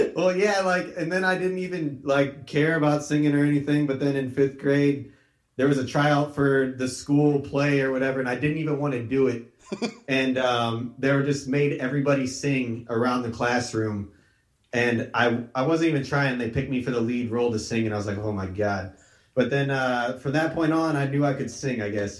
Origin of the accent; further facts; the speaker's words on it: Iowa, United States; now in Northern California, United States; we come from Iowa originally too